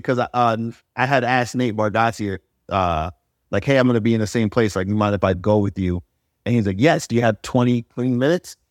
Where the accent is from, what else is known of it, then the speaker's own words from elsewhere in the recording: New York, United States; I'm from New York.